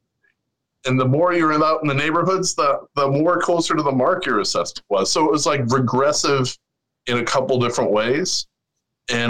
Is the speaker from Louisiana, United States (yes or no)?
no; Chicago, Illinois, United States; I grew up on the South Side, you know, from Kenwood